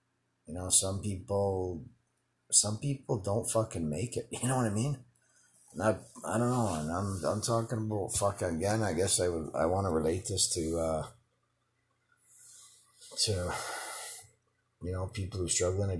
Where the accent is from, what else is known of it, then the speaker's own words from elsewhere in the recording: Winnipeg, Manitoba, Canada; moved away as an adult; also born or lived in Calgary; from Winnipeg, where we were born